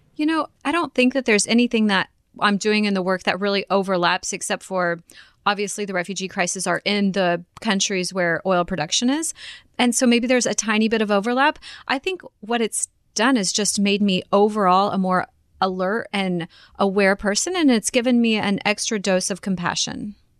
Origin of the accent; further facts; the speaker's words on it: Kansas, United States; I am born and raised in Kansas